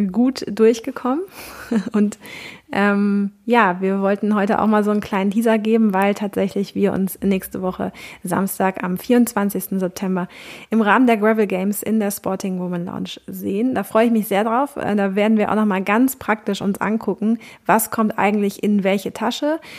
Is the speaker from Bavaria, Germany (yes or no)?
no; Cologne, North Rhine-Westphalia, Germany; also born or lived in Ruhr; Ich muss sagen, ich komme aus Köln und äh, ich bin im Ruhrpott, habe ich sieben Jahre gewohnt, deswegen ich nach Hause so ein bisschen.